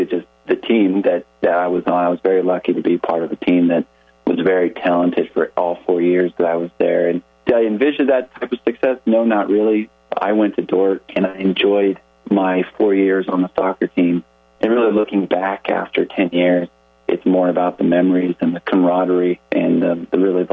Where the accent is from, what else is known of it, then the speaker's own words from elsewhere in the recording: Thornton, Colorado, United States; moved away as an adult; I grew up in a town called Thornton, Colorado, and that's about 10 miles north of downtown Denver